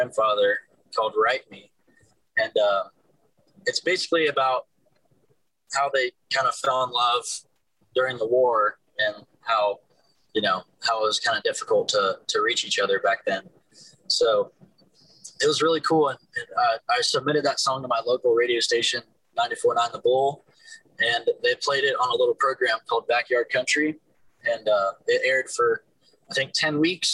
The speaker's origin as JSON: {"language": "English", "town": "Buford", "region": "Georgia", "country": "United States", "tie": "born or raised there", "moved": "as an adult", "lives_now": "Nashville, United States", "said": "I grew up in Georgia, Buford, Georgia"}